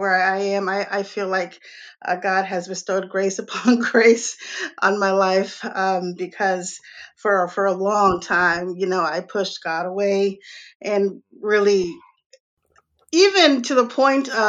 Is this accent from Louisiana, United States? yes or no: no; New York City, New York, United States; also born or lived in Atlanta / Raleigh, North Carolina; now in North Carolina, United States; I was born in Brooklyn, New York. I've lived in major lived in major cities all my life.